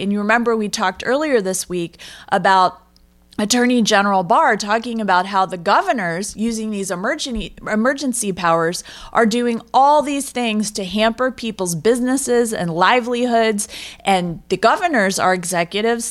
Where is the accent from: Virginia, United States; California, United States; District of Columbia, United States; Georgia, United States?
District of Columbia, United States; Washington; growing up in the Washington, D C area